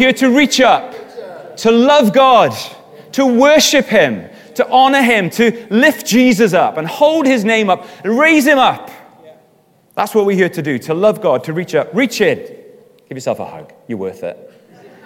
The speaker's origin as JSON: {"language": "English", "region": "Wales", "country": "United Kingdom", "said": "I'm Welsh."}